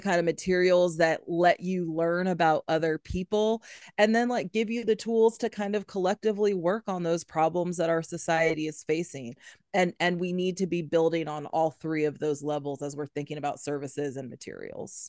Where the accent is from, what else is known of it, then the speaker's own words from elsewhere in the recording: Huntsville, Alabama, United States; moved away as an adult; also born or lived in Louisiana / Syracuse; I grew up here in Huntsville